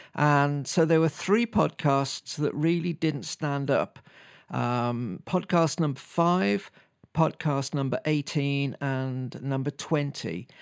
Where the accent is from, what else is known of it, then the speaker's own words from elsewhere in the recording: United Kingdom; me being a Brit